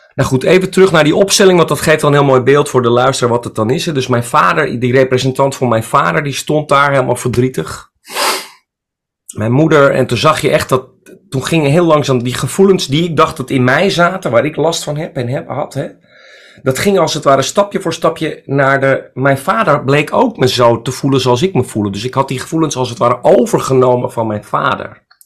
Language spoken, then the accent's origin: Dutch; Friesland, Netherlands; now in Amsterdam, Netherlands; Ik kom uit Friesland. Ik bedoel, ik ben een Friese jongen